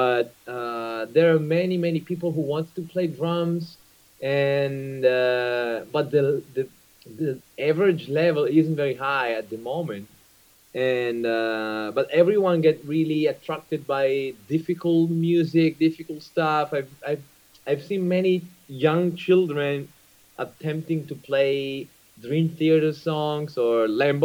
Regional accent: Italy; English is a second language; coming from Italy

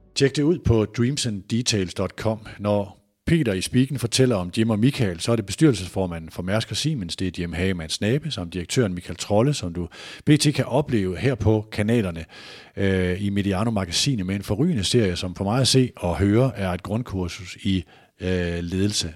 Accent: North Jutland, North Denmark Region, Denmark; Nu er jeg fra Nordjylland

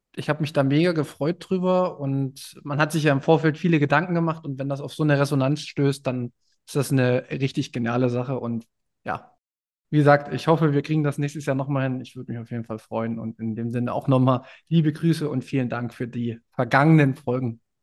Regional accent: Görlitz region, Saxony, Germany; moved away; in meiner Heimat Region

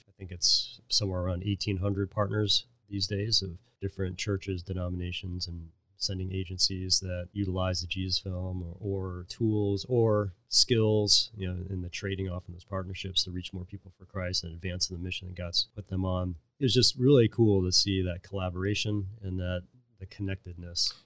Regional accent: Cincinnati, Ohio, United States; also born or lived in Pittsburgh; I was born in Pittsburgh and then would grow up in Cincinnati

